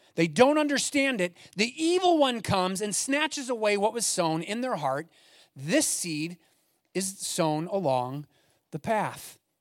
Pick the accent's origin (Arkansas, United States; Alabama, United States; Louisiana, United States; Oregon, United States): Oregon, United States; Eugene; I grew up in the Eugene area